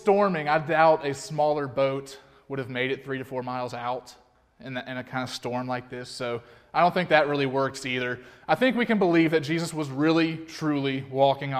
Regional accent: Alabama, United States; I'm from Alabama

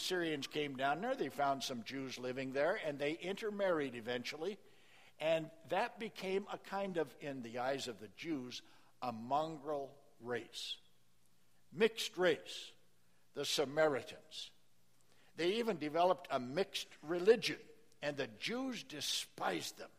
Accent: small town Nebraska, United States; moved away; I was invited to preach in my hometown church, small town Nebraska

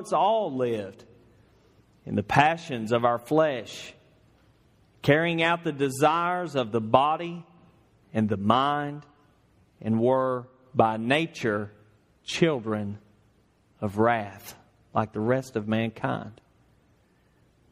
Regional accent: Northeast Georgia, United States; moved away as an adult; now in Louisville, United States; I'm from Northeast Georgia.

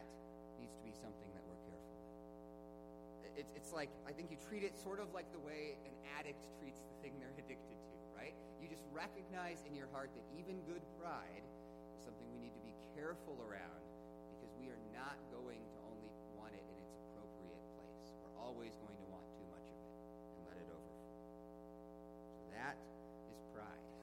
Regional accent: United States; I'm an American.

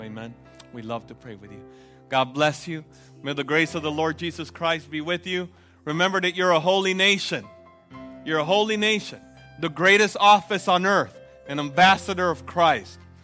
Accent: United States; as an American, I have to admit, I'm a consumer

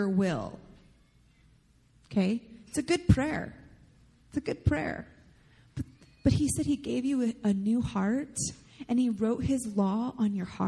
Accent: United States; I love the heritage that comes from being an American

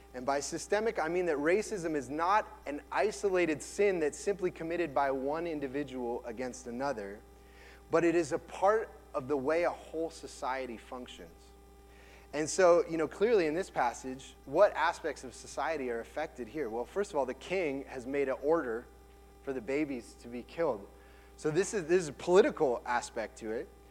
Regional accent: United States; as a white man growing up in America

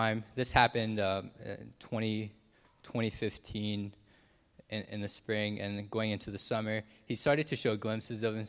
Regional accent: Noorvik, Alaska, United States; I'm from Norvik, Alaska

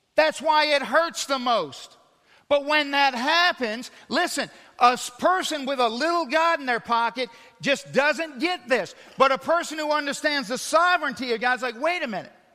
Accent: United States

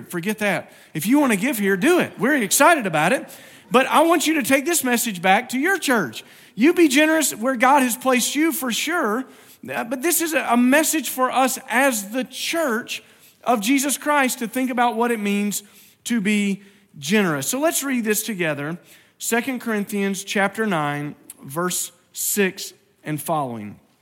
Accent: Virginia, United States; moved away; I grew up in Virginia and my dad grew up there

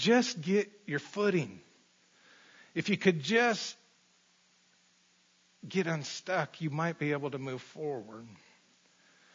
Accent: Colorado, United States; I grew up in Colorado

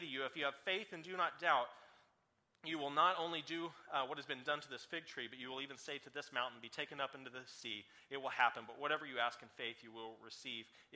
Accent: Oklahoma, United States; also born or lived in Oregon; I'm here from Oklahoma

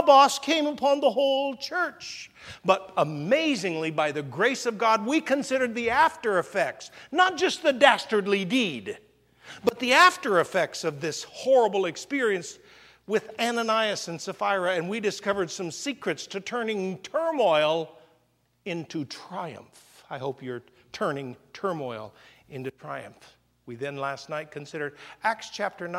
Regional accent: Indiana, United States; now in Hawaii, United States; when I was a kid growing up in Indiana

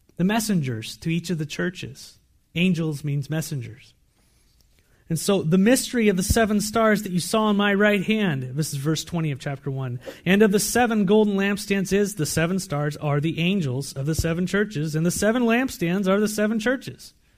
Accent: San Diego, California, United States; now in Walla Walla, United States; I come from San Diego

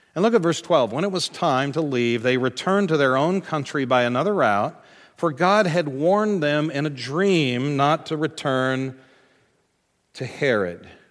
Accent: United States; as American Christians

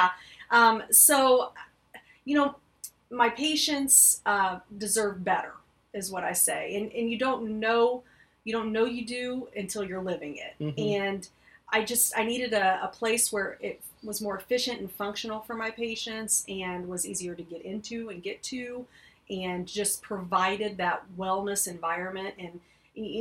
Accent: Clinton, United States; come back to my hometown

